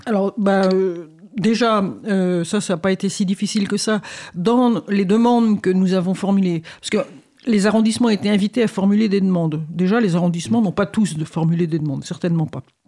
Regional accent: Paris, Île-de-France, France; je suis parisienne aussi

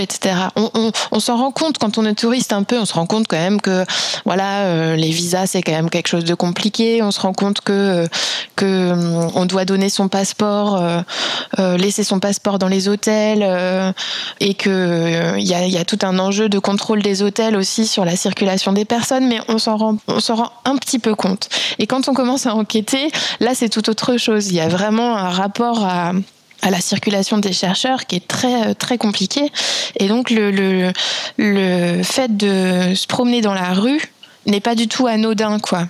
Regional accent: France; also born or lived in Belgium / Vietnam; je suis française

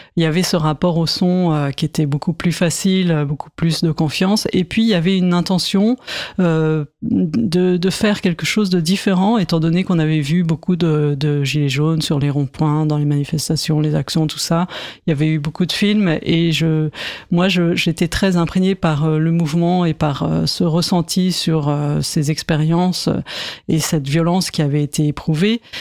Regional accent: Paris, Île-de-France, France; je suis de Paris

